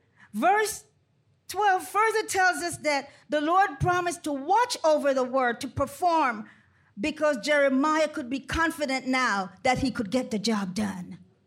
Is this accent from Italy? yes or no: no; Panama Canal Zone, Panama; Growing up in Panama Canal Zone, coming from a large family, it was four boys and four girls.